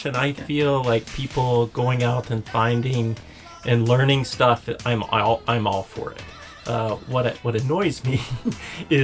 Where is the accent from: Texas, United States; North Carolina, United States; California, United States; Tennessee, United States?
Tennessee, United States; Chattanooga; born or raised there; moved away